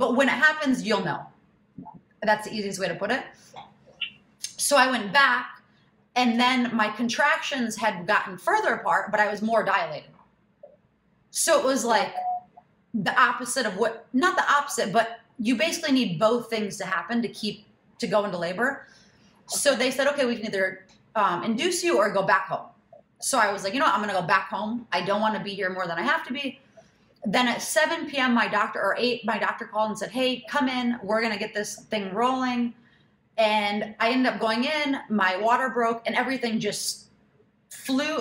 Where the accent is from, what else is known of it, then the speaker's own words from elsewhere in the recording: Michigan, United States; now in New York City, United States; I'm from Michigan